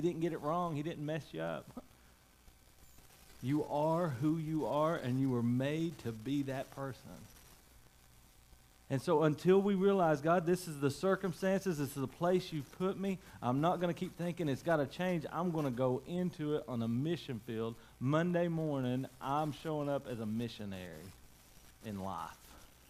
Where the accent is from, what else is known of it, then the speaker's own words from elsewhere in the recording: United States; You know, I grew up in Macaufa County.